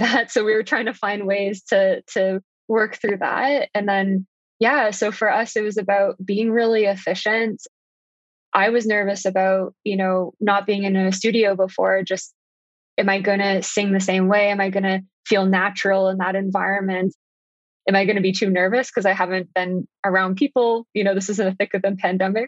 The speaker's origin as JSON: {"language": "English", "region": "Ontario", "country": "Canada", "tie": "born or raised there", "said": "I grew up in Ontario"}